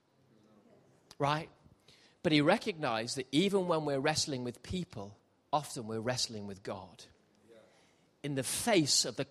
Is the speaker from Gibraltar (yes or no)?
yes; Gibraltar; moved away; I grew up in Gibraltar